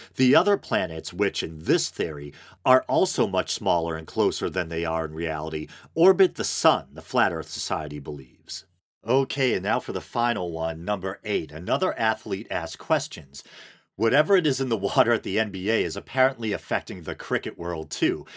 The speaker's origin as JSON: {"language": "English", "town": "Boston", "region": "Massachusetts", "country": "United States", "tie": "born or raised there", "said": "I'm in the Boston area, and I grew up in the Boston area"}